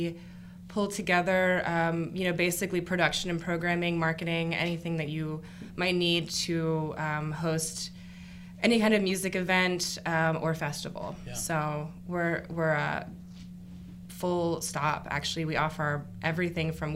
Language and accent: English; Dayton, Ohio, United States; moved away as an adult; now in Atlanta, United States; I grew up in Dayton, Ohio.